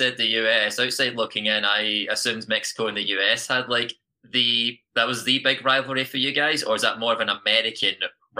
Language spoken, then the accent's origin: English; Scotland, United Kingdom; as you can probably tell by my accent, I'm from the UK, specifically Scotland